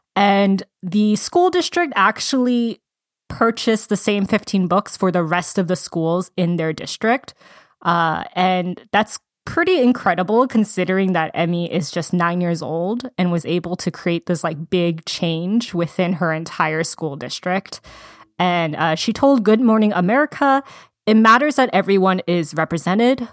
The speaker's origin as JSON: {"language": "English", "region": "Georgia", "country": "United States", "moved": "yes", "said": "I'm originally from Georgia"}